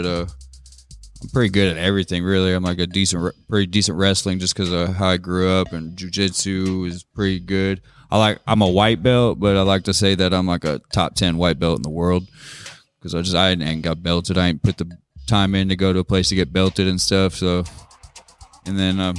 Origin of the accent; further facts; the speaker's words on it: Sioux City, Iowa, United States; moved away as an adult; also born or lived in Arizona; now in Park Hills, United States; I grew up most of my life pretty much in Sioux City, Iowa